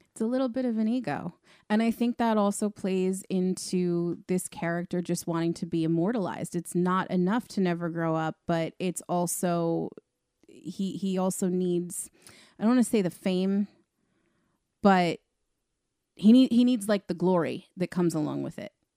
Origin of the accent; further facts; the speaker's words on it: Long Island, New York, United States; we're all obviously from Long Island